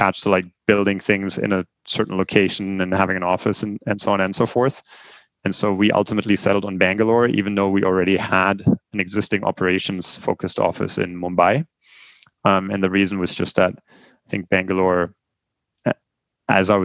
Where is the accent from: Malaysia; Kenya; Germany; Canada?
Germany; English is a second language; moved away as an adult; also born or lived in Bremen; now in United States; I grew up in Germany, lived there for the first 20 years of my life